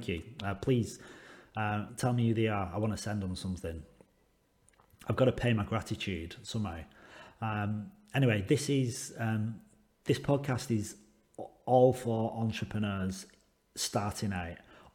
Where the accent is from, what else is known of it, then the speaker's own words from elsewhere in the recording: England, United Kingdom; now in Western Australia, Australia; I live in Western Australia. I'm English